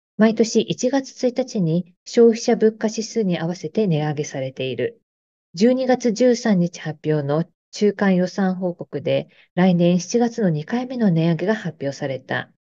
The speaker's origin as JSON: {"language": "Japanese", "country": "Japan", "moved": "yes", "lives_now": "Melbourne, Australia", "said": "私は日本国籍で日本のパスポートを所持していてあのオーストラリアの市民権というのはない"}